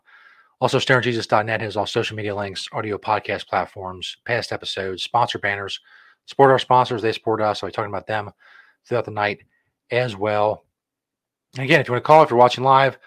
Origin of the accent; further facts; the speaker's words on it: Cincinnati, Ohio, United States; they're my hometown team